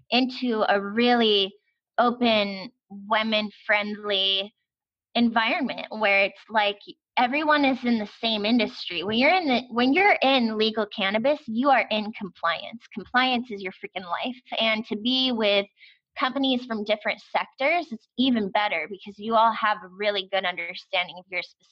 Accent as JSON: {"language": "English", "country": "United States", "said": "as an American"}